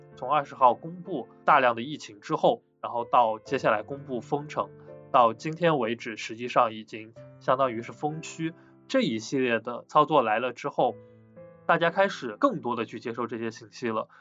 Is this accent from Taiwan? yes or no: no; Wuhan, Hubei, China; 因为本身我是武汉人，当时我也身处武汉